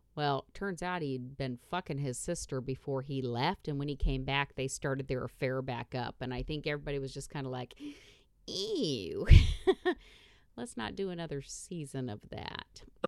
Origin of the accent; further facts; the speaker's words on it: Indiana, United States; growing up in Indiana.